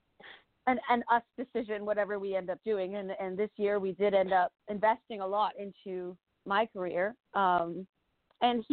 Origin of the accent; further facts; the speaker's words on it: Haslev, Zealand, Denmark; moved away as an adult; now in Tacoma, United States; I grew up in Denmark, which is over on the other side of the pond